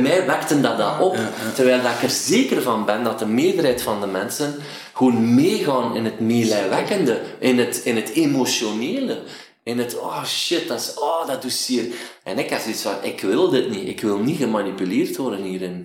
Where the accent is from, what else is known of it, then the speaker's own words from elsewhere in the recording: Waasland, Flanders, Belgium; accent: Waasland dialect; een dialect waar ik vandaan kwam, het Waasland, was een doezeken